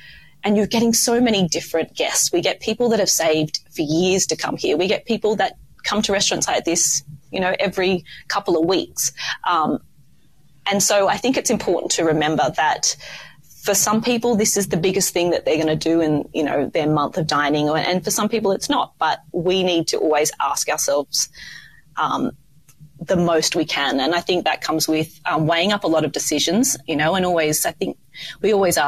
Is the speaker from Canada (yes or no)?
no; Sydney, New South Wales, Australia; Oh, I didn't know there were such good restaurants in Sydney, like for my hometown. And then I just got that call to home, as we do, back to our beaches and back to the warm environment of Australia.